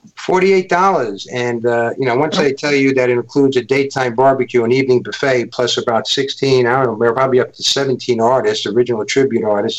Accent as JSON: {"language": "English", "town": "New York City", "region": "New York", "country": "United States", "tie": "born or raised there", "also_born_or_lived": "Bronx", "said": "I was born in uh, in Manhattan, and I was brought up uh, my early youth in Stuyvesant Town"}